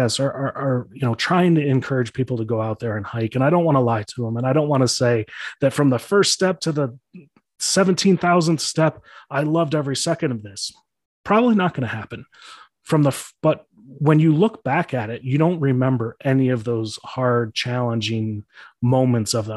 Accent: Chicago, Illinois, United States; I grew up in Chicago

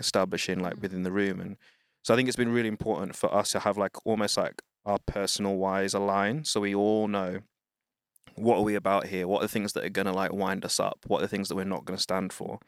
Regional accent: United Kingdom; I'm Black British, uh, parents, children of Wind Rush

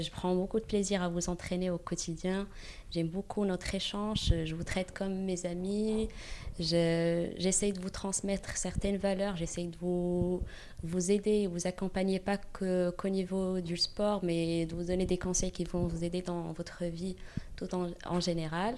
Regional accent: Morocco; moved away as an adult; now in Paris, France; je viens, c'est vrai, je viens du Maroc, j'ai grandi au Maroc et je suis venue ici

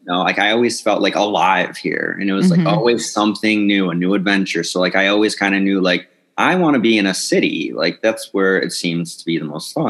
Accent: Carol Stream, Illinois, United States; moved away; I grew up in the suburbs of Chicago, Carroll Stream, Illinois.

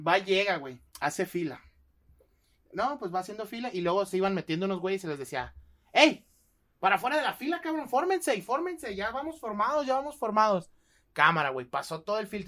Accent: Guadalajara, Jalisco, Mexico; somos de Guadalajara

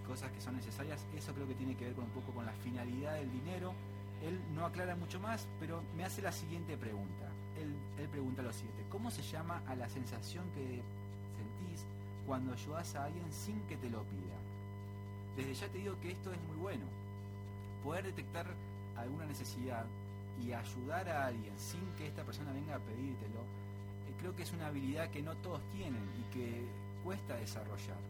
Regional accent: Argentina; nuestro folclore como argentinos

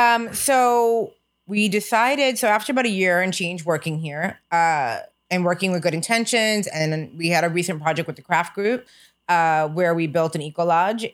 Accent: United States; we are American

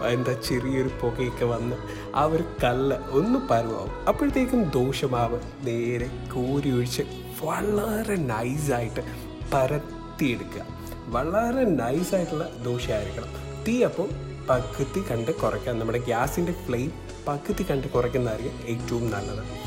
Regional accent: Kottayam, Kerala, India; ഞാനൊരു കോട്ടയംകാരനാണ്

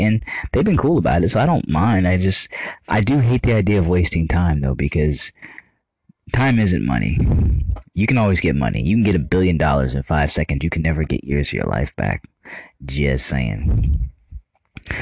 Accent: United States; I love being an American. I love my country so much

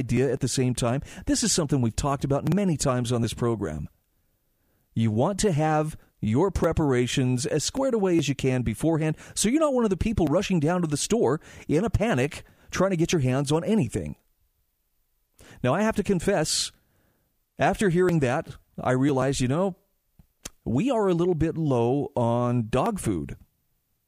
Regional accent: Utah, United States; my home state of Utah

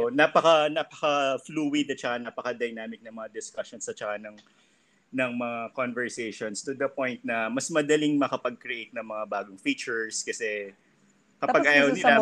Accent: Philippines; now in Hong Kong; dito sa Hong Kong tatlo kami. Yung isa British, yung isa Pakistani, tapos ako Filipino.

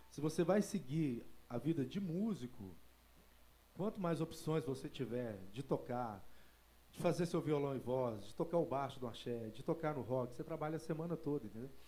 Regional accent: Belo Horizonte, Minas Gerais, Brazil; sou aqui de BH.

